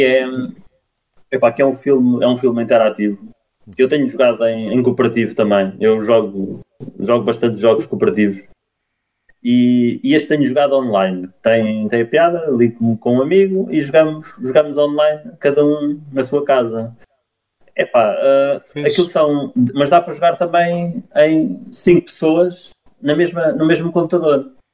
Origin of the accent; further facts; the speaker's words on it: Cartaxo, Santarém District, Portugal; venho do Cartacho